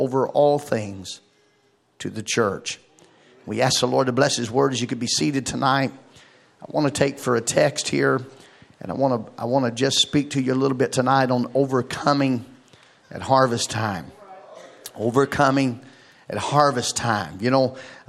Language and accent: English; Arkansas, United States; moved away as an adult; now in Bluffton, United States; I moved from Arkansas to Ohio, away from my family and my home and everything that I knew